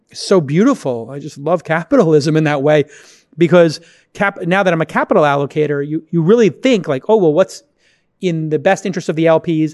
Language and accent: English; New York City, New York, United States; moved away; How's New York right now? How's my hometown